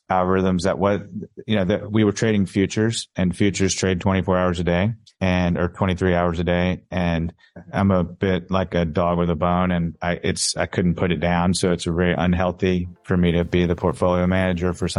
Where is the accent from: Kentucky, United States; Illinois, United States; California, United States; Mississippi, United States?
Mississippi, United States; accent: Mississippi drawl; moved away as an adult; also born or lived in New York; now in Dallas, United States; I grew up in Mississippi